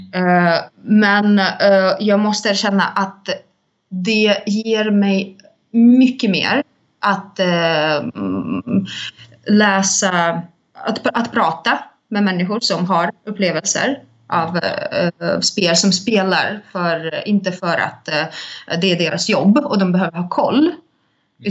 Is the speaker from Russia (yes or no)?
yes; Saint Petersburg, Russia; now in Stockholm, Sweden; jag kommer ursprungligen från Ryssland, från Sankt Petersburg